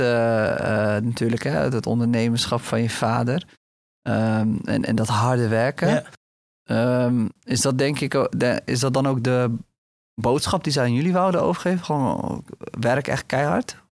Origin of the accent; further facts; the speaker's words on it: Rotterdam, South Holland, Netherlands; ik kom zelf uit Rotterdam